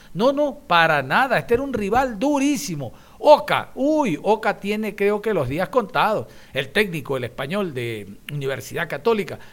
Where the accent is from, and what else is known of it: Ecuador